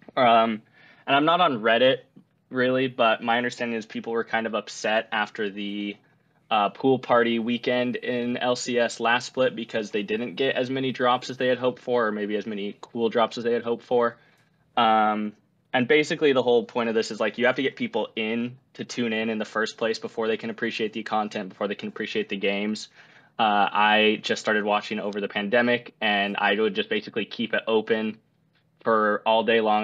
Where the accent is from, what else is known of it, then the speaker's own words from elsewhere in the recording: Utah, United States; moved away as an adult; now in Washington, D.C., United States; I did grow up in Utah for the first twenty-two years of my life